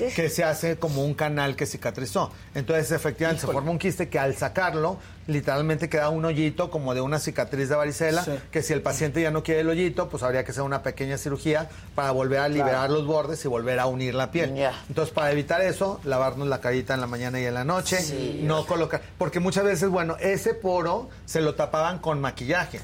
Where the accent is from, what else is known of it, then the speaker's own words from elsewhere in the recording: Torreón, Coahuila, Mexico; moved away; yo me acuerdo cuando era niño y que vivía en Torreón